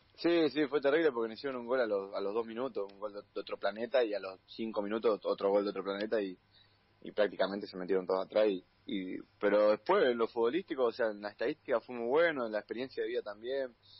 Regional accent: General Madariaga, Buenos Aires Province, Argentina

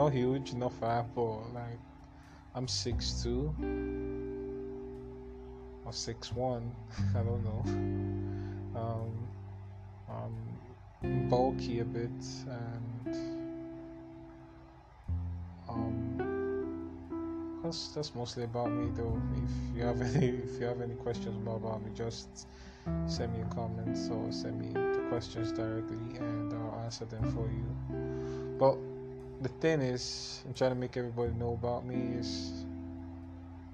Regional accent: Enugu State, Nigeria; also born or lived in Imo State; I'm from Imo State to be precise. But I was born and I grew up in Enugu State, the East. So I'm Igbo.

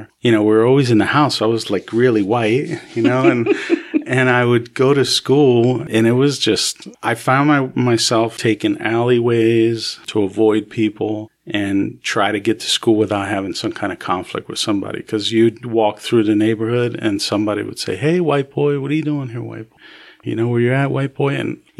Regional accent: New York, United States; born there; also born or lived in New Jersey; I was born in New York, and my parents were having a lot of difficulties. So my mother sent me to live with my aunt for a year.

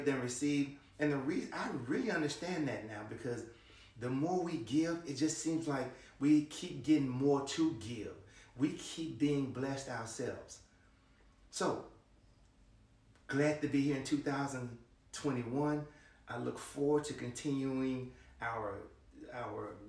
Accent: Memphis, Tennessee, United States; I'm from Memphis, Tennessee

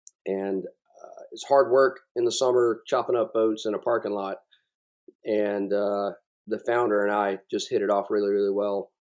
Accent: South Carolina, United States; And so I'm from South Carolina, and I've always been drawn to the coast.

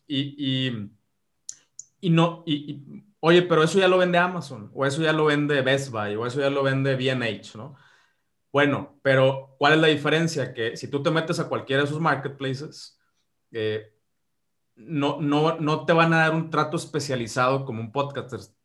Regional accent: Mexico; yo que soy de México

